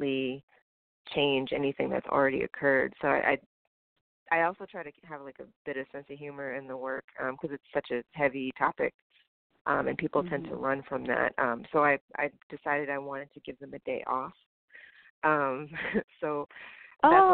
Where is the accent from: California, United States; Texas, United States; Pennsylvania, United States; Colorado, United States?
Texas, United States; Houston; moved away as an adult; also born or lived in New Jersey / New York; I was born in Jersey, and I grew up mostly in Houston